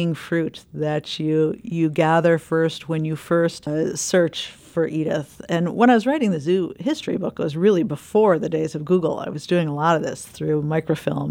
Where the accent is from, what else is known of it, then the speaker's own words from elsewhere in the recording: Chicago, Illinois, United States; I grew up in the Chicagoland area.